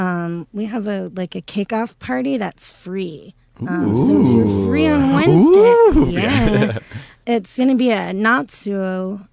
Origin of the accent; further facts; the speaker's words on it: Houston, Texas, United States; I'm born and raised in Houston. I've lived in Houston my entire life